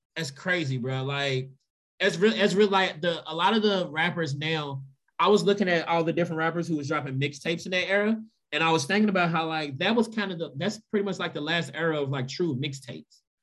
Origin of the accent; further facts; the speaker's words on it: Louisville, Kentucky, United States; growing up in Louisville